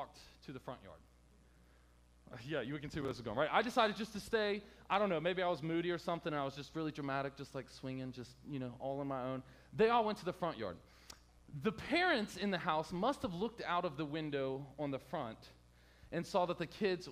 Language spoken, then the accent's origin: English; Hampton, Virginia, United States; I grew up in the worst part of Hampton Roads called Hampton